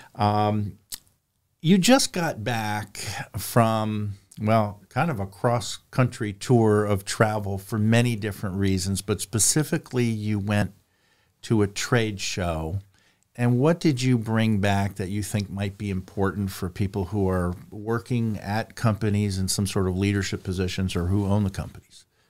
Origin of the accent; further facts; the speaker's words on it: New York, United States; I'm from New York